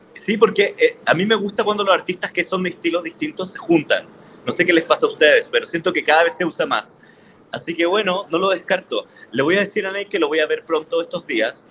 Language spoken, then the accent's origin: Spanish; Chile; moved away as an adult; now in Mexico City, Mexico; Soy un artista chileno que vive en Ciudad de México particularmente hace cinco años ya